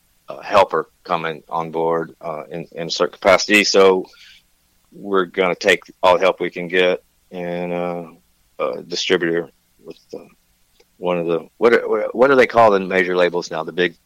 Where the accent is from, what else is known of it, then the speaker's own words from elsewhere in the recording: Tennessee, United States; Man, I'm an East Coast guy, man. I'm from Tennessee.